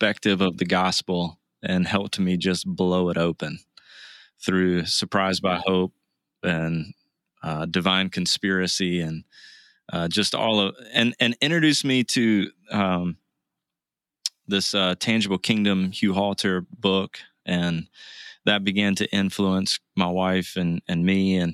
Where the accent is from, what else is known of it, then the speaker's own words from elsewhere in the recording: Southeast, United States; now in Kansas City, United States; I grew up in the Southeast, met Jesus at the breakfast table